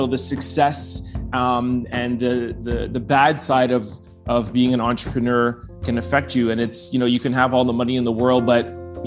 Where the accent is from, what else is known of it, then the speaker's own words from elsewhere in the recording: Montreal, Quebec, Canada; I was born and raised in Montreal